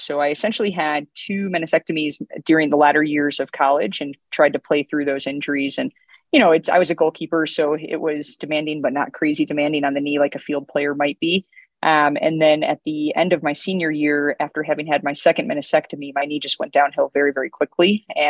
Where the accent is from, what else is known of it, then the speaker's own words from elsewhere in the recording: Illinois, United States; moved away as an adult; now in Colorado, United States; Born and bred in Illinois and was there for 32 years before coming out to Colorado.